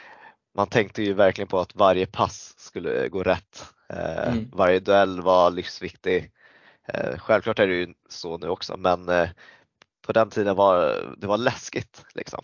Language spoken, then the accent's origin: Swedish; Stockholm, Stockholm County, Sweden; also born or lived in Thailand (ancestry); född i Sverige